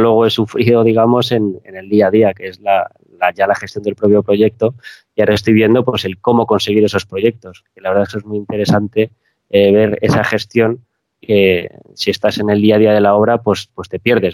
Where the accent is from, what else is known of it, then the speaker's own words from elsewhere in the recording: Spain; Los españoles somos muy directos hablando